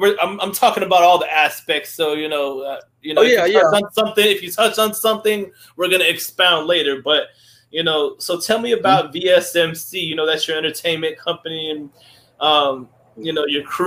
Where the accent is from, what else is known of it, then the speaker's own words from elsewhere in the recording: Rockledge, Florida, United States; I'm from Rockledge and Cocoa area